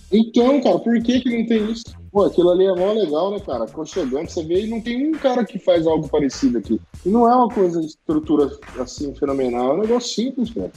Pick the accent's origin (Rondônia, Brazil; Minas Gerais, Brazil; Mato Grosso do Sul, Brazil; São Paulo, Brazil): Mato Grosso do Sul, Brazil; Campo Grande; eu morava no José Abrão, até esses dias atrás, nascido e criado